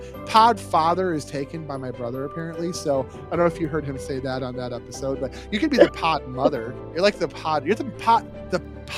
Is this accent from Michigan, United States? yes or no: yes; Detroit, Michigan, United States; We're all from Detroit